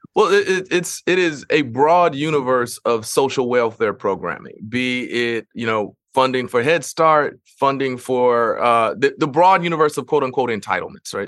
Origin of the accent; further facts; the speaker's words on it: Missouri, United States; in Missouri, my home state